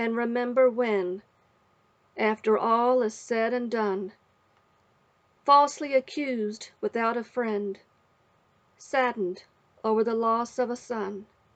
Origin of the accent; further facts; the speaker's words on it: West Virginia, United States; I am from West Virginia, where I was born and raised